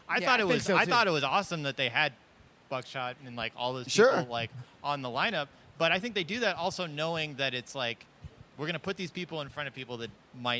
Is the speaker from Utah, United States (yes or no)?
no; Bay Area, California, United States; I'm from the Bay Area